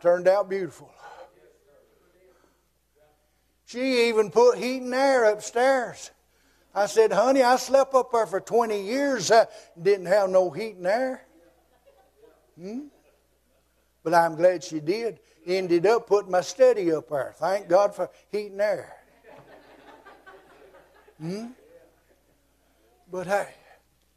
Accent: United States; moved away; I was gone from Surrey County for 31 years, and the Lord finally let me move back home. I live in my grandpa's old house down here on Twin Oak Road where I was raised

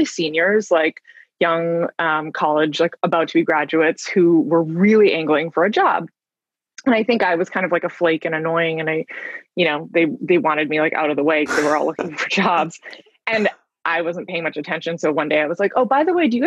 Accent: Vancouver, British Columbia, Canada; moved away as an adult; now in New York, United States; I'm originally from Vancouver, Canada, but I have lived in New York for a little over 19 years now. I moved here in August of 2001

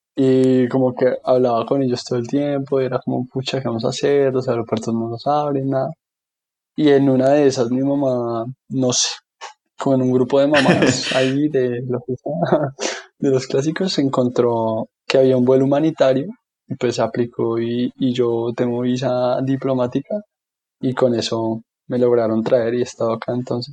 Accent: Bogotá, Colombia; also born or lived in Washington, D.C.; soy colombiano, bogotano, de toda la vida he vivido en Bogotá. Ahí estudié, ahí hice mis amigos, ahí crecí

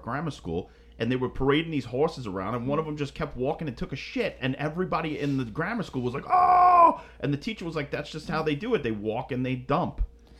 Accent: United States; We're filthy American scumbags

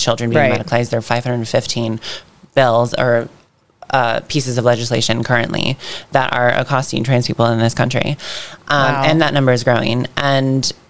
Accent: Ocala, Florida, United States; born or raised there

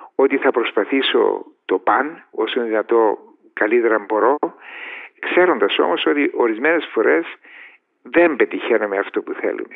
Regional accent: Paphos, Paphos District, Cyprus; moved away as an adult; now in England, United Kingdom; πηγαίνω στην Κύπρο, στην Πάφο, διότι περνώ έξω από το σπίτι μου που δεν υπάρχει πλέον

